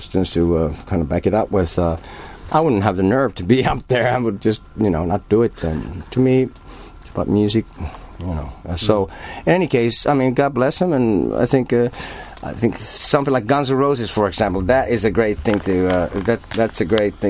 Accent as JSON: {"language": "English", "town": "Helsinki", "region": "Uusimaa", "country": "Finland", "tie": "born or raised there", "lives_now": "Turku, Finland", "said": "I was born and raised in Helsinki"}